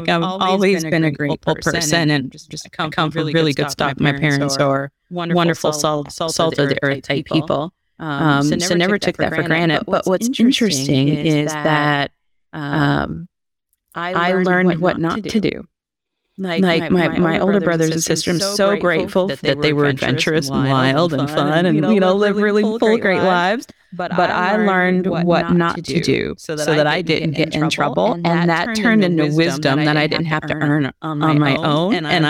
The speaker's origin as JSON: {"language": "English", "town": "Columbus", "region": "Ohio", "country": "United States", "tie": "born or raised there", "said": "Columbus, Ohio."}